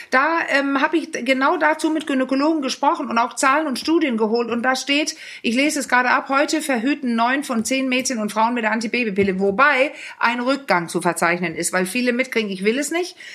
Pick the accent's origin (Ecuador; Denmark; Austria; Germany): Denmark; Übrigens, was ich immer so witzig fand, ich als Dänin